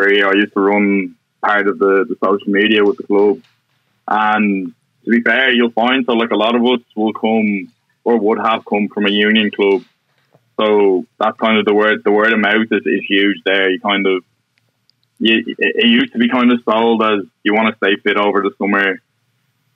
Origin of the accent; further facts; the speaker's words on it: Kildare, Leinster, Ireland; also born or lived in Dublin; I'm from Kildare.